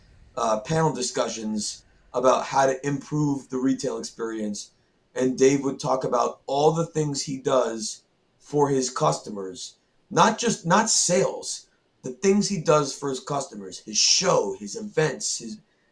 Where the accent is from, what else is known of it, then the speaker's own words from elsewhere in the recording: New England, United States; I'm from New England